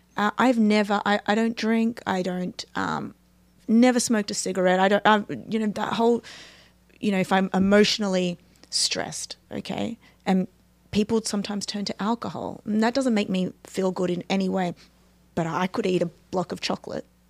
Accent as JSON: {"language": "English", "country": "Australia", "moved": "yes", "said": "I'm from Australia"}